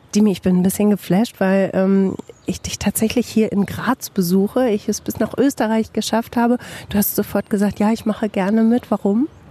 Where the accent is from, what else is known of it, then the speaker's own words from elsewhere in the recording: Bielefeld, North Rhine-Westphalia, Germany; Im echten Leben komme ich aus Bielefeld